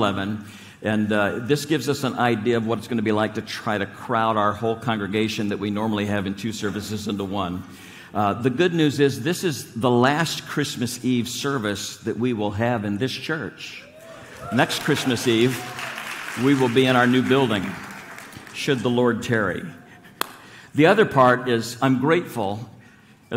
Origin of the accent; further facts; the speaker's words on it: Nebraska, United States; moved away; also born or lived in Long Island; I grew up in Nebraska. I'm a farm boy